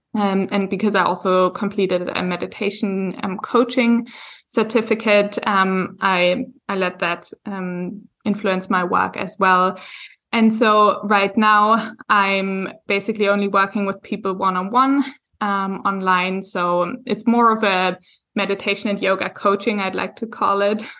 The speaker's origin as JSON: {"language": "English", "country": "Germany", "moved": "as an adult", "lives_now": "Hamburg, Germany", "said": "I am German, but I only moved back, like, a year"}